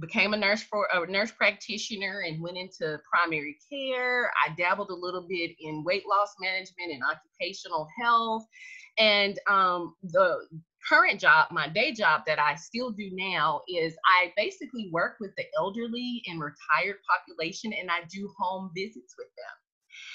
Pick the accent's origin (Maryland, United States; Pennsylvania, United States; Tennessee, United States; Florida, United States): Tennessee, United States; I'm originally from Tennessee